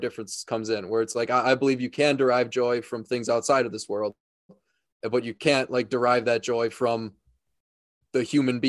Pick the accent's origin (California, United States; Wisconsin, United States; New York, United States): Wisconsin, United States; I'm from Wisconsin, actually.